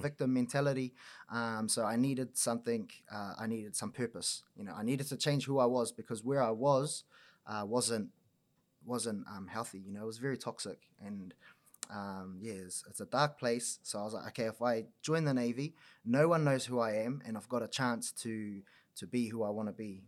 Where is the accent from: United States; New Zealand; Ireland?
New Zealand; Auckland; now in Wellington, New Zealand; born and raised on the north shore of Auckland